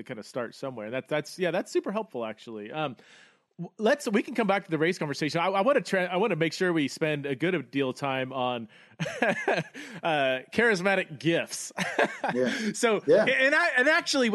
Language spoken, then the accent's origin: English; United States; also born or lived in United Kingdom; I'm American, but I lived in the UK for a number of years